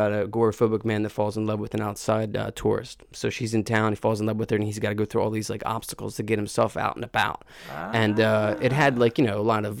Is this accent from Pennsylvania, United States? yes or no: yes; Conshohocken, Pennsylvania, United States; I'm from Conshohocken.